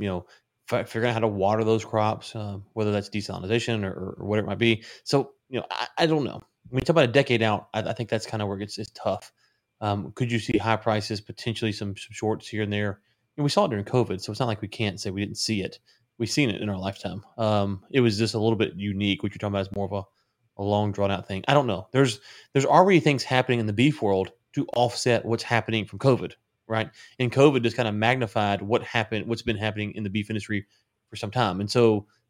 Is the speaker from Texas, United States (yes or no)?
yes; Granbury, Texas, United States; I'm not even leaving my hometown